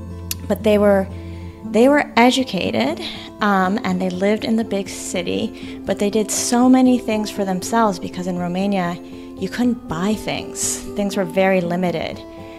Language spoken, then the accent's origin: English; United States; I was born in the States